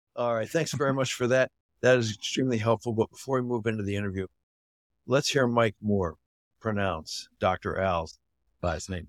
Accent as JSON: {"language": "English", "country": "Canada", "tie": "born or raised there", "said": "I grew up in Canada"}